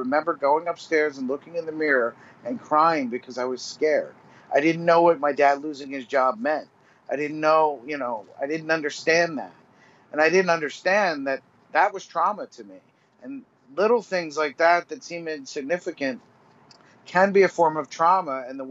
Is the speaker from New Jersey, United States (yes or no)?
yes; New Jersey, United States; I grew up in New Jersey. I was a paramedic in New Jersey for 15 years.